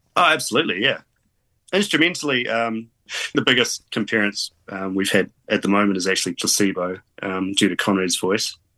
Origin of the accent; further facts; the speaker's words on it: Auckland, New Zealand; moved away as an adult; also born or lived in England; now in Cambridge, New Zealand; We're all from Auckland originally, pretty much. It's just recently I made the move down to Cambridge